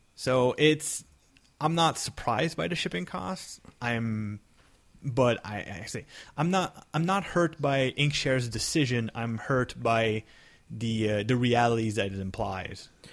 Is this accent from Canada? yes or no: yes; Canada; I'm Canadian